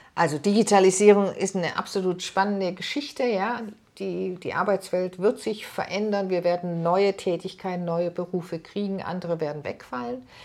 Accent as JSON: {"language": "German", "country": "Germany", "said": "bei uns in Deutschland"}